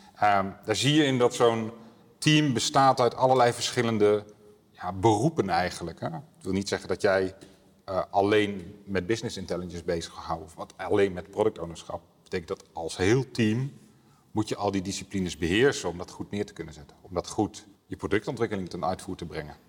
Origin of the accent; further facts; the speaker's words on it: Apeldoorn, Gelderland, Netherlands; Kom uit Apeldoorn